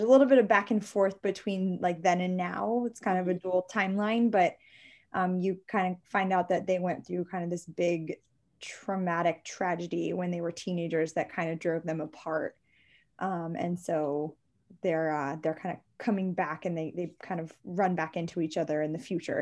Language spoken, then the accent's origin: English; Maryland, United States; I'm from Maryland